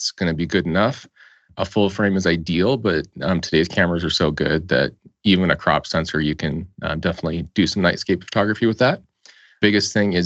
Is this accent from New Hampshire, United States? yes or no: no; Colorado, United States; I am originally from Colorado